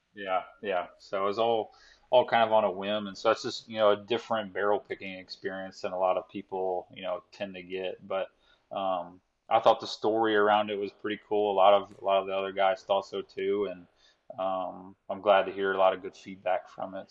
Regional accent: Tampa, Florida, United States; also born or lived in St. Louis, Missouri; I moved to Florida when I was seven

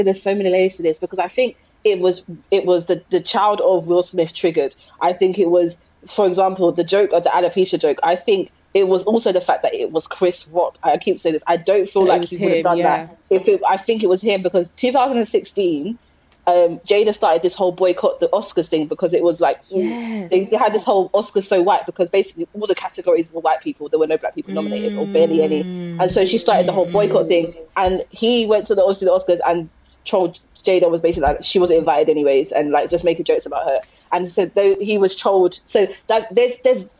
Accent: London, United Kingdom; I am 29. I'm from South London.

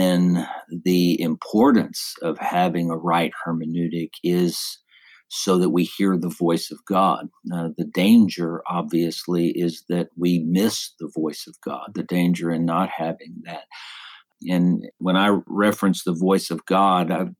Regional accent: Texas, United States; also born or lived in Alabama; I was born and raised in Texas

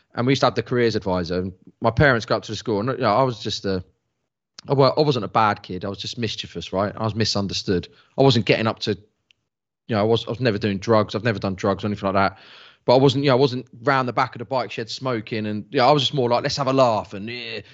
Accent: England, United Kingdom; I'm English.

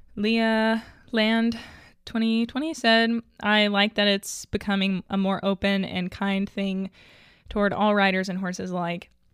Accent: Arkansas, United States; I'm from Arkansas

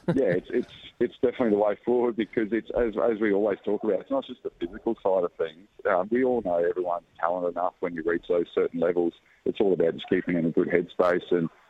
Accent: Australia; being a Aussie fan and Aussie cricketer

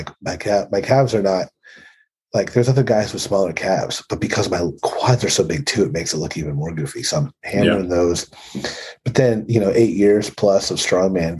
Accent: Pennsylvania, United States; born or raised there

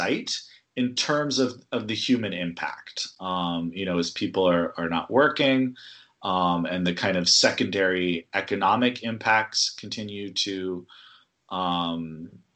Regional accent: California, United States; moved away; I'm from California originally.

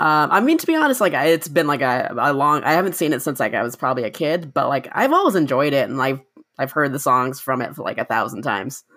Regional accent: Orange County, California, United States; I did grow up in Orange County

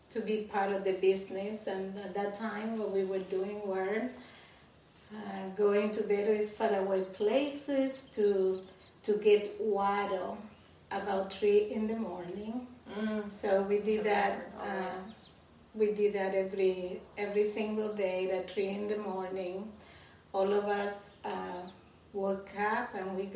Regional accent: Santo Domingo, Dominican Republic; also born or lived in La Vega; I was born and raised in the Dominican Republic, a country that you also love

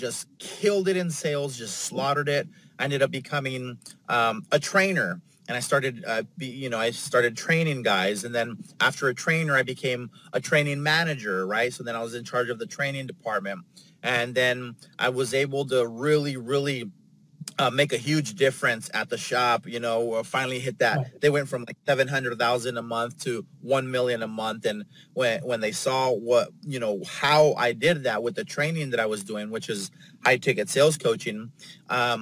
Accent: San Diego, California, United States; also born or lived in Los Angeles; I'm from San Diego. That's where I'm at right now.

